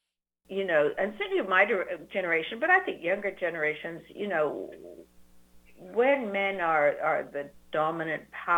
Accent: Canada; also born or lived in United Kingdom; because I grew up in Canada and in Britain and with great national health systems.

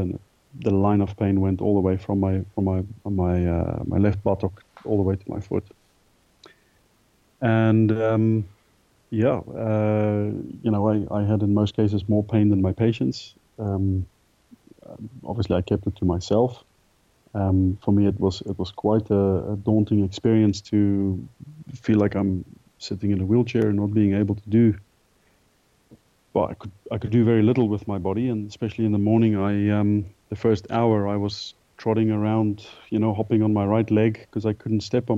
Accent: South Africa; moved away as an adult; also born or lived in England; growing up in South Africa, having done a lot of sport throughout school.

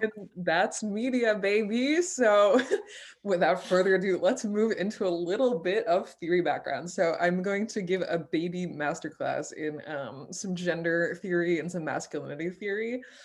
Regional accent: France; moved away; I grew up in France

